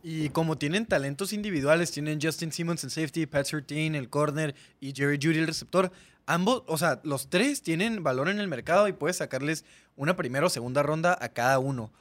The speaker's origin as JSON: {"language": "Spanish", "country": "Mexico", "said": "Ahorita somos más españoles que mexicanos auténticos nativos"}